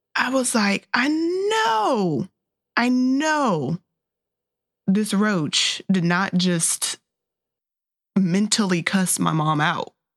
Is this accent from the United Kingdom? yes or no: no; North Carolina, United States; born and raised in North Carolina